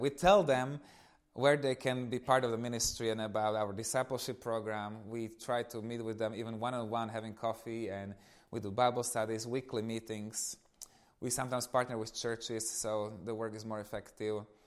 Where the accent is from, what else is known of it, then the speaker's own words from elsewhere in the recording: eastern Slovakia, Slovakia; moved away; I come from Eastern Slovakia. So, I was growing up in this family with one little brother